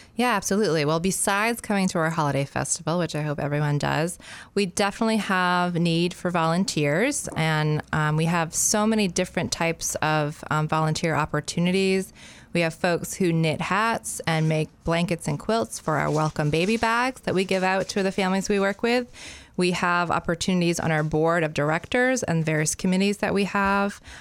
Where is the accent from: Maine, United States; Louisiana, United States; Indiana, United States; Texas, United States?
Maine, United States; Freeport; moved away as an adult; also born or lived in Canada; I grew up in Freeport.